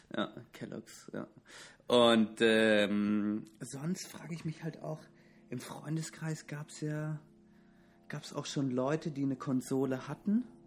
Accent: Southern Germany, Germany; Ich komme ich komme aus dem Süden der Republik

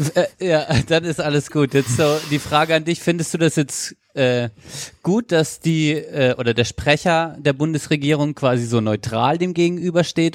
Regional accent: Germany; bei uns in Deutschland

